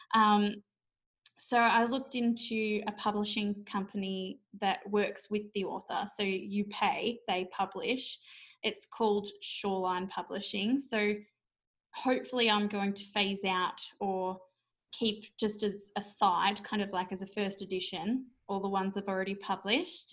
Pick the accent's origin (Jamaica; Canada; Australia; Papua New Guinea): Australia; as an Aussie author